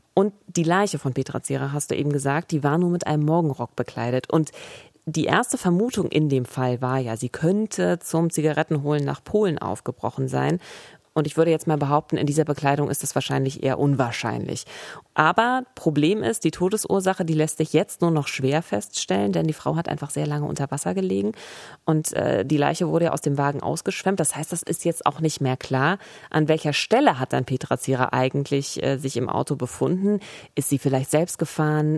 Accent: Eberswalde, Brandenburg, Germany; ich komme aus Eberswalde

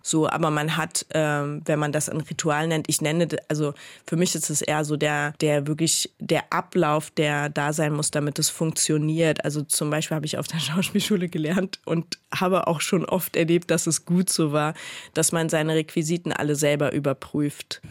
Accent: Berlin, Germany; Aufgewachsen bin ich in Marienfelde und Neukö in Neukölln zur Schule gegangen

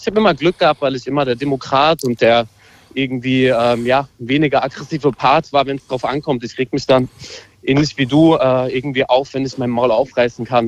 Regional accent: Hanau, Hesse, Germany; moved away as an adult; now in Leipzig, Germany; ich bin Hanauer, ich bin geboren in Hanau, bin aufgewachsen in Hanau

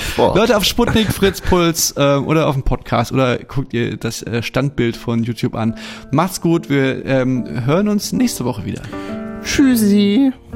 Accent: East Germany, Germany; als Ossi

